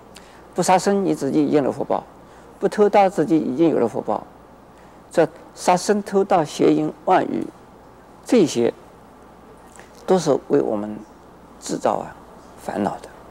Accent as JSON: {"language": "Chinese", "country": "China", "said": "所以是有的父母就特别是我们中国人的父母啊，是心里不甘愿的。"}